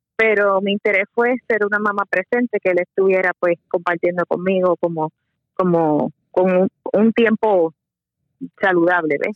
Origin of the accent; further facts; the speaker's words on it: Bayamón, Puerto Rico; also born or lived in San Juan, Puerto Rico; Yo nací en San Juan, pero este mis padres se mudaron a Bayamón cuando tenía edad de, ocho 8 años, así que entre San Juan y Bayamón fue que me crié.